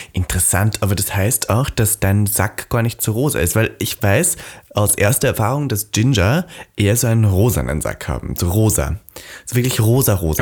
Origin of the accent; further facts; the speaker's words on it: Austria; ich bin ja aus Österreich